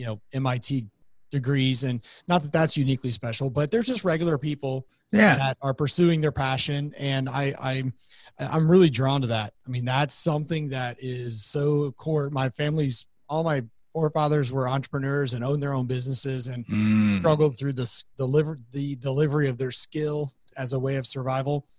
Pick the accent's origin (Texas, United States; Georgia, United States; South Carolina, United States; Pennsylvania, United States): Texas, United States; Austin; I'm originally from Austin, Texas, born there, kind of a unicorn in that world, being born from there